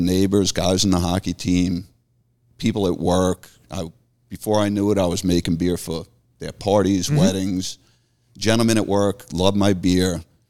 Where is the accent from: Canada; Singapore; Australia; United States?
United States; Long Island, New York; accent: Long Island; moved away as an adult; now in North Carolina, United States; I moved here from Long Island, obviously with the accent, yeah. Not a local